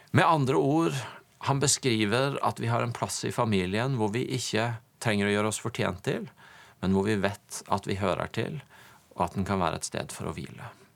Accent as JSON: {"language": "Norwegian", "town": "Tvedestrand", "region": "Agder", "country": "Norway", "tie": "born or raised there", "said": "kjøkkenbordet jeg fikk lov til å vokse opp i i min familie hjemme i Tvedestrand"}